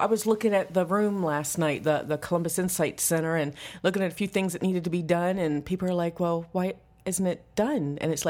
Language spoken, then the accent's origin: English; Canada; I'm mostly Canadian.